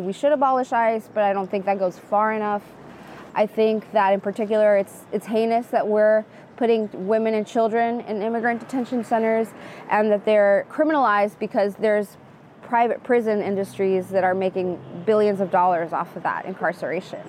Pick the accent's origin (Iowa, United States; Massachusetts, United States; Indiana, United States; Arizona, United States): Arizona, United States; Phoenix; I was born in Phoenix, Arizona. My parents were undocumented. I grew up under Sheriff Joe Arpaio in Maricopa County